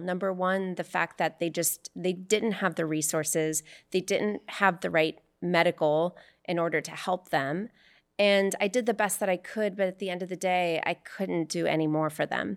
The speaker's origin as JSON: {"language": "English", "region": "Arizona", "country": "United States", "moved": "yes", "lives_now": "California, United States", "said": "I'm from Arizona"}